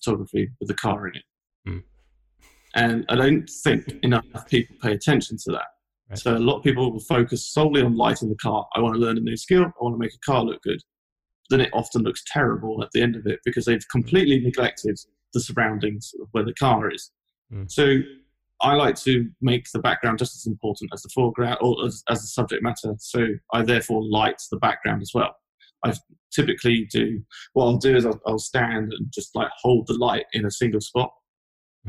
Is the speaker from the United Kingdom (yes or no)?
yes; London, United Kingdom; moved away as an adult; now in Los Angeles, United States; As you can tell from my accent, I'm not from Los Angeles. I'm originally from London, which is where I used to work